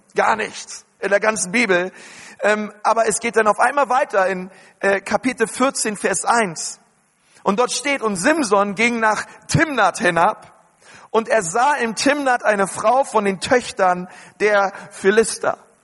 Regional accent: Berlin, Germany; ich bin in Berlin groß geworden

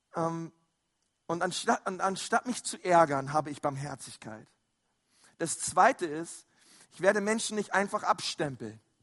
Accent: Berlin, Germany; also born or lived in Franconia; now in Nuremberg, Germany; ich bin ja ein Zugezogener, ich bin ja eigentlich ein Berliner. Und ähm, wir in Berlin, wir haben da so manchmal ganz andere Ausdrücke

